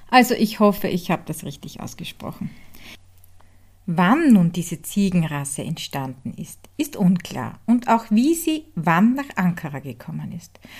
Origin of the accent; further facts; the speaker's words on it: Hartberg, Styria, Austria; von Die Handwerkstätte aus meiner Heimat in Hartberg Graz in der Grünen Steiermark.